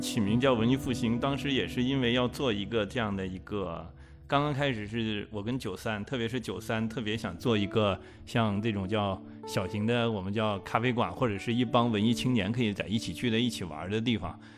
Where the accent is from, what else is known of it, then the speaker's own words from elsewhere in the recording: Jingdezhen, Jiangxi, China; 我们是来自于景德镇这个城市